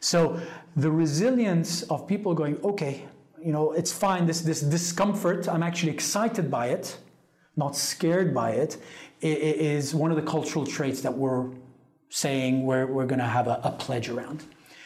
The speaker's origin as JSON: {"language": "English", "country": "Italy", "tie": "born or raised there", "said": "I grew up in Italy"}